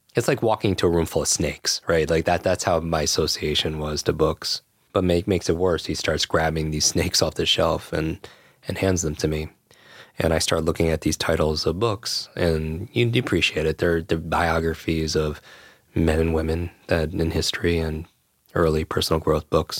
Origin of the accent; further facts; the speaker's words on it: Westchester, New York, United States; I grew up in Westchester right here